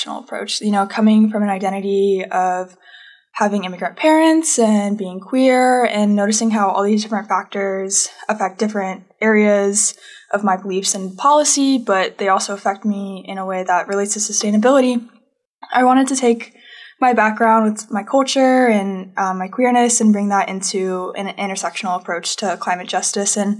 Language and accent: English; Florida, United States; now in Arkansas, United States; growing up in Florida and being an activist and then coming to Arkansas